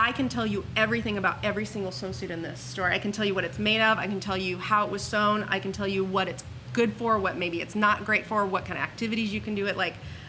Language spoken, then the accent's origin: English; Huntington Beach, California, United States; I'm from Huntington. I grew up in Huntington. We went to the beach every weekend